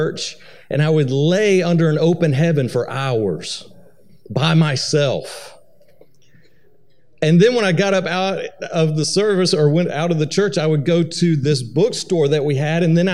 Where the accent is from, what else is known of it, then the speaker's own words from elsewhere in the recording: Atlanta, Georgia, United States; moved away as an adult; now in Missouri, United States; I'm originally from Atlanta, Georgia